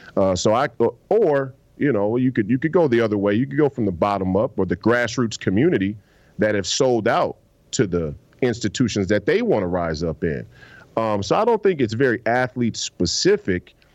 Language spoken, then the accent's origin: English; Minneapolis, Minnesota, United States; I'm from the Twin Cities